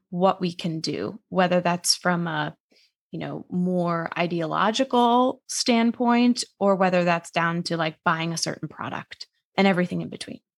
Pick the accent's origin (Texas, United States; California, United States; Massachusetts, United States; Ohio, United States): Massachusetts, United States; moved away as an adult; now in New York City, United States; originally I'm from Massachusetts, but I live in New York City